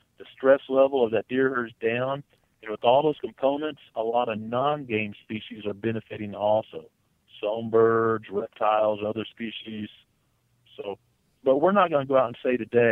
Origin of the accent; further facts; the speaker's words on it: Missouri, United States; I was raised in Missouri. I currently live in Missouri